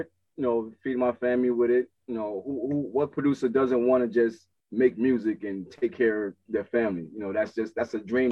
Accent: Newark, New Jersey, United States; I'm from Newark, New Jersey, and I've been producing for about almost 20 years

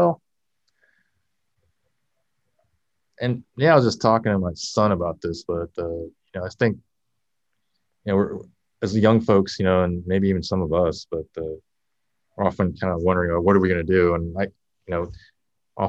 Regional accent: Hawaii, United States; I am from Hawaii too

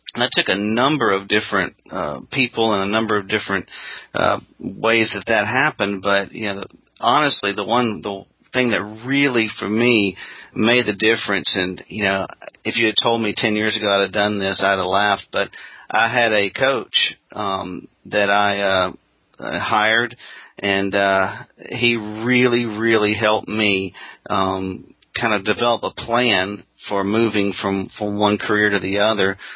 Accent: Jackson, Mississippi, United States; also born or lived in Auburn, Alabama; my hometown of Jackson, Mississippi

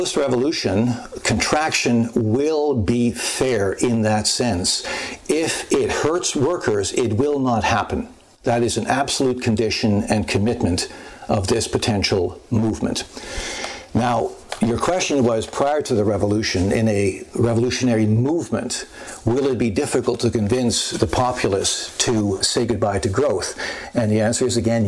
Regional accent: Canada; I, as a Canadian

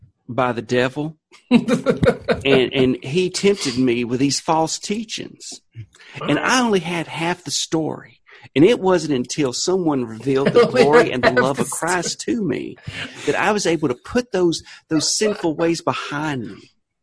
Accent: the South, United States; accent: Southern; I have worked for years to keep my Southern accent down because a lot of people judge you when they hear this

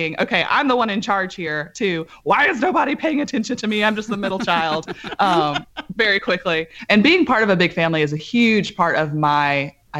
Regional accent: Grant, Alabama, United States; also born or lived in Orlando, Florida / Huntsville, Alabama; I was born in Orlando, Florida, but moved to Huntsville, Alabama as a very, very young child.

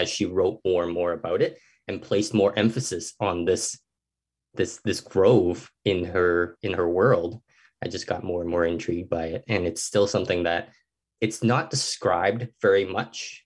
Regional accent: Hong Kong; now in Canada; I grew up in Hong Kong

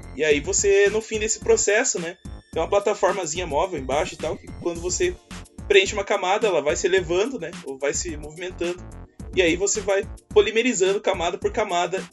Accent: Curitiba, Paraná, Brazil; sou curitibano

